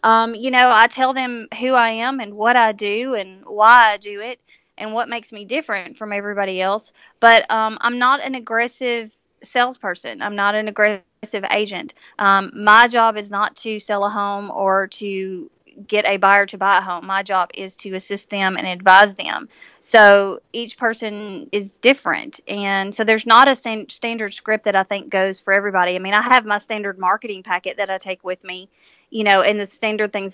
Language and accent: English; Nashville, Tennessee, United States; I am originally from Nashville